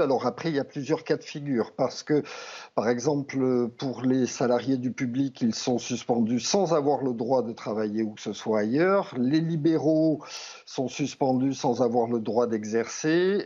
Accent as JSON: {"language": "French", "country": "France", "also_born_or_lived": "Italy", "moved": "as an adult", "said": "c'est mon pays, j'y ai travaillé pendant 25 ans, je suis... Euh, je suis français"}